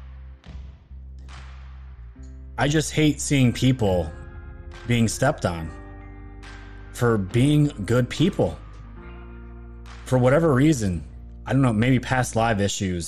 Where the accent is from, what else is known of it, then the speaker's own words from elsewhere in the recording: New York, United States; growing up in New York my entire life